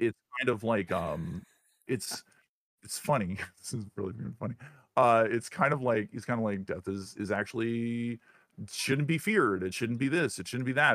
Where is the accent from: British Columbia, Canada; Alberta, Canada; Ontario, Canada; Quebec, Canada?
Ontario, Canada; Northern; moved away as an adult; now in United States; grew up in Northern Ontario